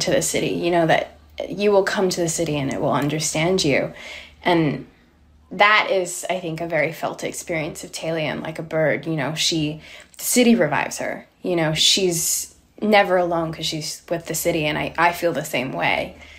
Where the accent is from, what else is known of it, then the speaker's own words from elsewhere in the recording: Australia; now in New York, United States; Growing up in Australia, and growing up, I think, also particularly in a very abusive household